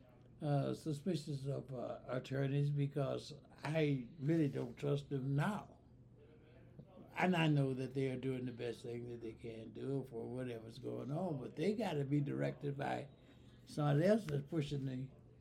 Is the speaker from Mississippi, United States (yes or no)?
yes; Mississippi, United States; moved away as an adult; also born or lived in Iowa; I grew up in Mississippi from 38 to 48